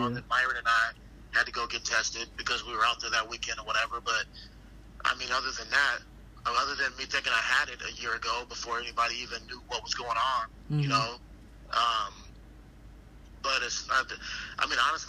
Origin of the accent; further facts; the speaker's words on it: Arizona, United States; I'm born and raised in Arizona